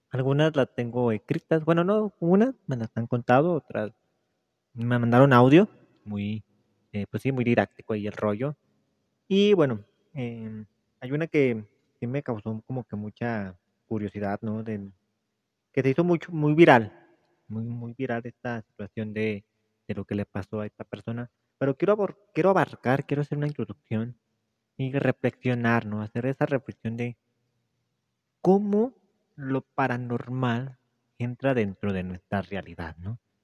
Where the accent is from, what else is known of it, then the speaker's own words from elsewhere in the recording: Mexico; soy mexicano